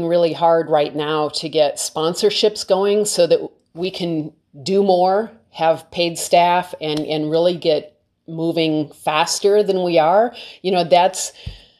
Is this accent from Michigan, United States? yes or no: yes; Detroit, Michigan, United States; also born or lived in California; now in Maine, United States; I grew up in Detroit